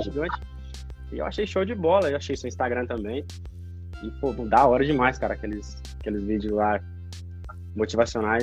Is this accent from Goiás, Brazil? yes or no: yes; Goiás, Brazil; also born or lived in Goiânia; now in Australia; da onde eu moro, da onde eu vim, ali em Goiás